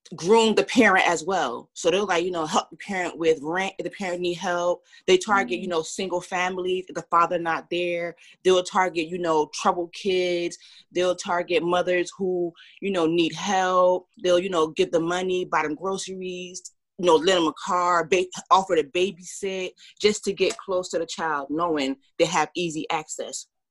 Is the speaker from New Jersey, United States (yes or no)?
yes; Orange, New Jersey, United States; also born or lived in Cincinnati; now in West Orange, United States; I was born and raised in Orange, New Jersey, and I moved to West Orange, New Jersey in um, high school